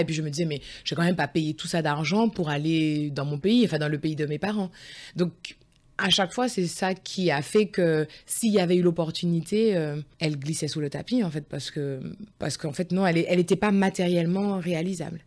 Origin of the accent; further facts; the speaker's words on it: near Lyon, Auvergne-Rhône-Alpes, France; moved away as an adult; also born or lived in Saint-Mandé, France / Scotland / Saint Petersburg, Russia / Paris region, France; Je suis née à Saint-Mandé, donc euh, c'est juste limitrophe du 12e arrondissement de Paris. Je suis née en région parisienne. Et j'ai grandi à côté de Lyon.